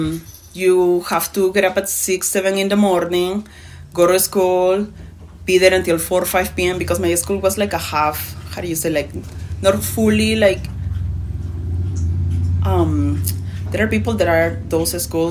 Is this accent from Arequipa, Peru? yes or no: yes; Arequipa, Peru; moved away as an adult; now in Montana, United States; I'm from the south, from Arequipa